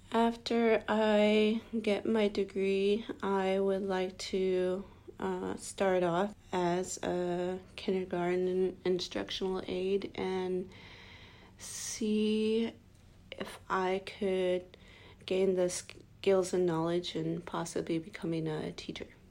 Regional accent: Deering, Alaska, United States; I am from Deering, Alaska

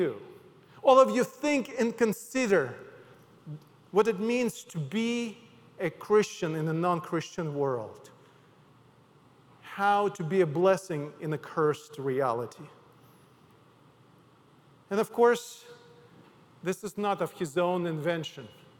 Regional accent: Odesa, Odesa Oblast, Ukraine; English is a second language; now in United States; my hometown Odessa

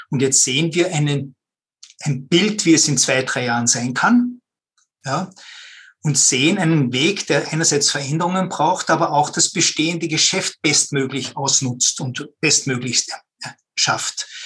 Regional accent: Vienna, Austria; Ja, hallo. Grüß euch, Servus. Äh, ich komme aus Wien.

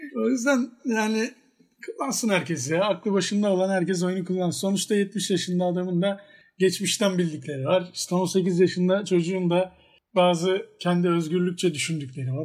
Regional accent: Trabzon, Turkey; ben de Trabzonluyum. Yani Fenerbahçeliyim ama Trabzonluyum.

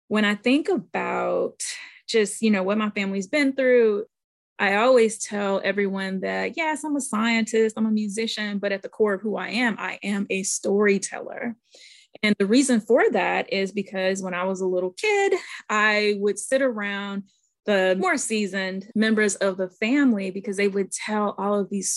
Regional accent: St. Louis, Missouri, United States; I grew up in St. Louis, Missouri

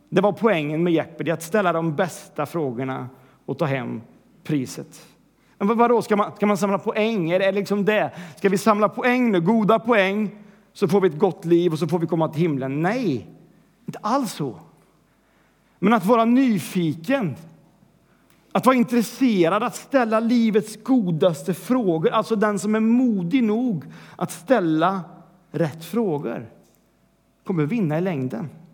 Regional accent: Sweden; vi vill vara mainstream som svenskar

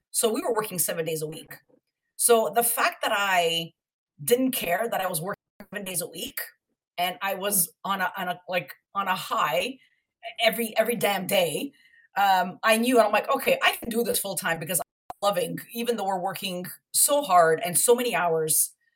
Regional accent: Montreal, Quebec, Canada; moved away as an adult; now in Toronto, Canada; I'm originally from Montreal, and I moved to Toronto in 2002

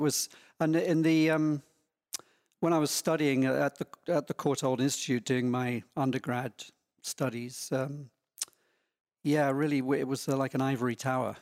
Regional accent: small town near London, England, United Kingdom; now in Laguna Beach, United States; I grew up in, um, quite a small town, not very far from London

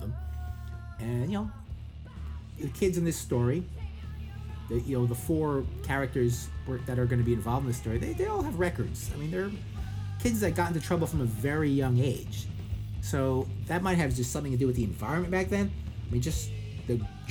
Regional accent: Lyndhurst, New Jersey, United States; as a kid in the 1980s, growing up in Lyndhurst, New Jersey, these kids existed in my town, too.

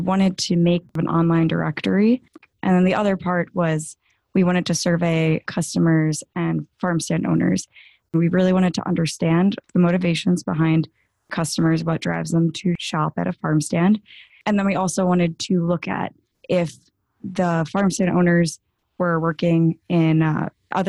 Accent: Long Island, New York, United States; I am from Long Island, New York

